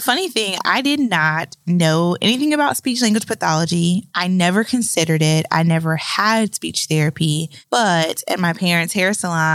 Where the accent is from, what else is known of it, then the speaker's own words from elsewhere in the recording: Raleigh, North Carolina, United States; I was born and raised in Raleigh, North Carolina